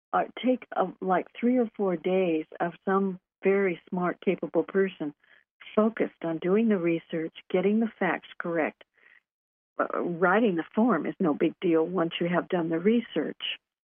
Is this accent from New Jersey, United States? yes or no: no; California, United States; Yeah, and I'm from California.